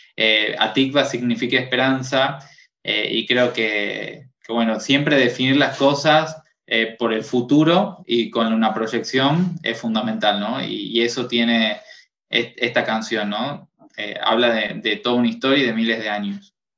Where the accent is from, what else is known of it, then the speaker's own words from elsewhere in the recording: Tucumán, Argentina; Soy tucumano, del norte de Argentina